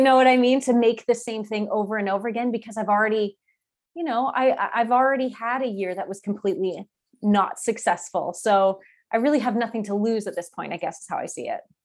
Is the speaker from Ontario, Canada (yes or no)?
no; Calgary, Alberta, Canada; I grew up in Calgary